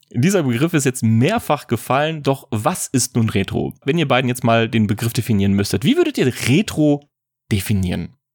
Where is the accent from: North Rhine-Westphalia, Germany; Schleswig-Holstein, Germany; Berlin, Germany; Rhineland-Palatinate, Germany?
North Rhine-Westphalia, Germany; Ruhr area; ich komme aus dem Ruhrpott